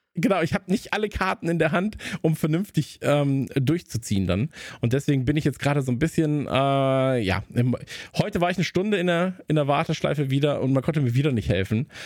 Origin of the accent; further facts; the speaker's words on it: North Rhine-Westphalia, Germany; ich bin ja am Niederrhein aufgewachsen